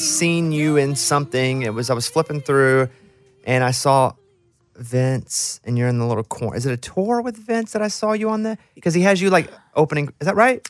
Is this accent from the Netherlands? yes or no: no; Arkansas, United States; I'm from Arkansas. And where I grew up, there was a lot of country music.